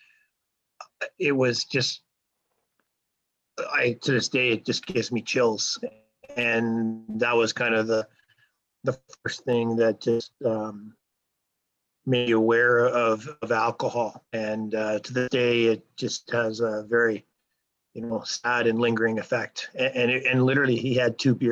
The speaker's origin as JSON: {"language": "English", "town": "Sherwood Park", "region": "Alberta", "country": "Canada", "tie": "born or raised there", "also_born_or_lived": "Toronto, Ontario", "said": "I grew up in Sherwood Park. I grew up in Toronto first, but I grew up in Sherwood Park"}